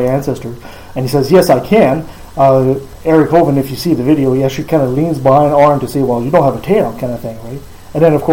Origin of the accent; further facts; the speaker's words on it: Quebec, Canada; now in British Columbia, Canada; when I grew up in Quebec